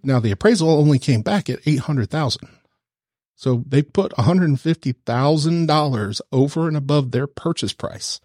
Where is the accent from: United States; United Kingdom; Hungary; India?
United States; the South; accent: southern, without a huge twang; I'm from the South. I don't have that, you know, huge twang